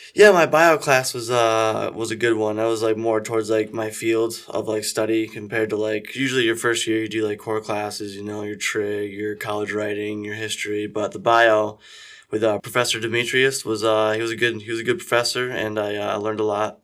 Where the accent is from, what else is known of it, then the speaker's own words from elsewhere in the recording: Brackney, Pennsylvania, United States; I am, uh, born and raised, uh, right here, uh, in Brackney, Pennsylvania